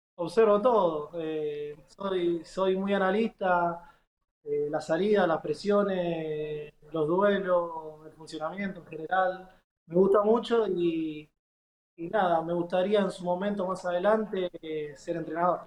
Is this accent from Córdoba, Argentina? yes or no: no; Guernica, Buenos Aires Province, Argentina; moved away as an adult; also born or lived in Asunción, Paraguay; now in Paraná, Argentina; Yo soy de Guernica, zona sur, bien al fondo.